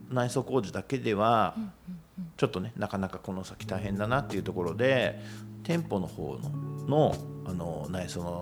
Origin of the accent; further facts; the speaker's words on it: Kitami, Hokkaido, Japan; now in Numazu, Japan; 北見盆地なんで暑いだけで近くのオホーツク海とか行っちゃうとその寒いんで